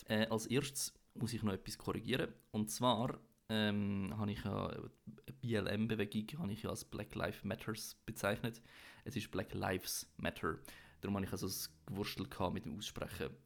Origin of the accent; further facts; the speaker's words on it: Switzerland; als Schweizer